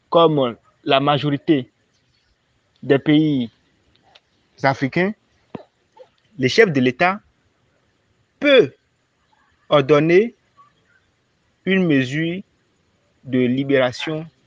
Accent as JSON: {"language": "French", "country": "Benin", "said": "Je suis béninois."}